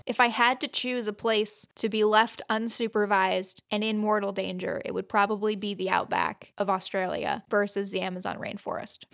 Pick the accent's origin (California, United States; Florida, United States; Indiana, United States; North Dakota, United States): Indiana, United States; Fort Wayne; I was born in Fort Wayne